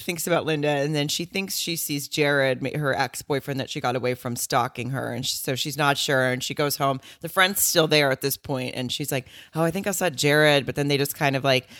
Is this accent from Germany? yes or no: yes; Germany; born there; I was born in Germany on the Air Force Base